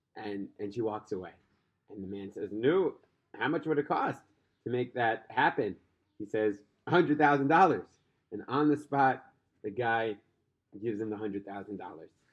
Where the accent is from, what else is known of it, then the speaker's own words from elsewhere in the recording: New York City, New York, United States; Brooklyn, my hometown